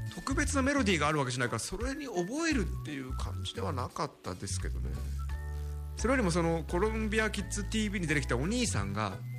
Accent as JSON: {"language": "Japanese", "region": "Tokyo", "country": "Japan", "tie": "born or raised there", "said": "池袋、僕生まれ育ったとこですけども"}